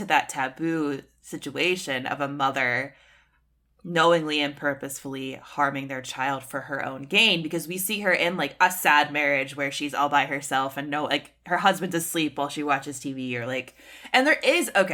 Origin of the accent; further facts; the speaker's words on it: United States; As an American